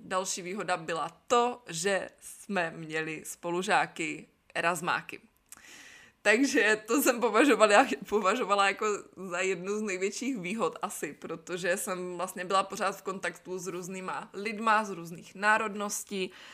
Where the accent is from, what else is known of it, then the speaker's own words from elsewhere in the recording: Brno, South Moravian Region, Czechia; first language Czech; moved away as an adult; also born or lived in Znojmo / Miroslav; now in Nantes, France; pocházím z Brna, narodila jsem se ale ve Znojmě. Prvních pět let mýho života jsme žili v takovém malinkém městečku na Jižní Moravě